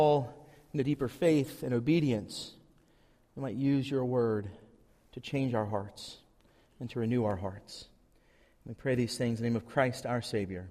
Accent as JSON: {"language": "English", "area": "Tri-Cities", "region": "Virginia", "country": "United States", "moved": "yes", "said": "I'm from the Tri-Cities"}